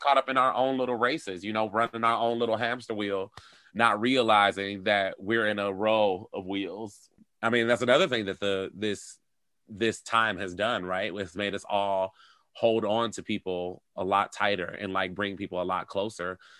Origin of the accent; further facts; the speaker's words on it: Detroit, Michigan, United States; moved away as an adult; also born or lived in Europe; now in Chicago, United States; I'm originally from Detroit